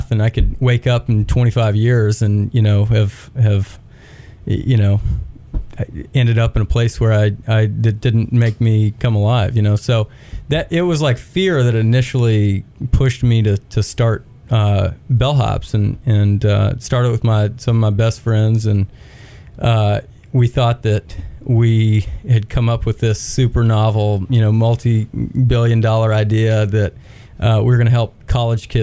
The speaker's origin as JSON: {"language": "English", "town": "Knoxville", "region": "Tennessee", "country": "United States", "tie": "born or raised there", "also_born_or_lived": "Texas / Auburn, Alabama / Birmingham, Alabama", "moved": "as an adult", "lives_now": "Chattanooga, United States", "said": "I grew up in Knoxville, actually. I was born in Texas and then moved to Knoxville, Tennessee, pretty early on"}